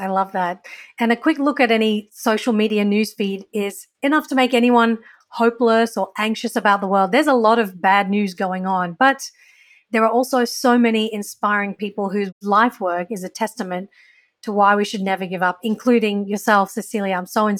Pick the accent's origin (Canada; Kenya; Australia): Australia; I used to be so like ashamed of my identity growing up in Australia.